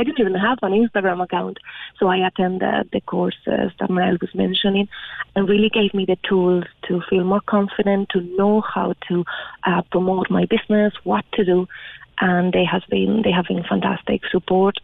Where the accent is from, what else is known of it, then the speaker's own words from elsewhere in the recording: Spain; moved away as an adult; now in Ireland; I'm originally from Spain and I was in Ireland working